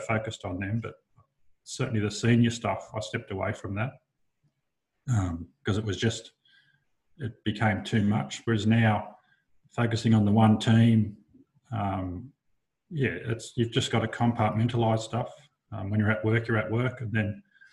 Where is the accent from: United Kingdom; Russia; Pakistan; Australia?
Australia; Dubbo, New South Wales; moved away as an adult; also born or lived in Canberra; now in Wagga Wagga, Australia; I grew up in Dubbo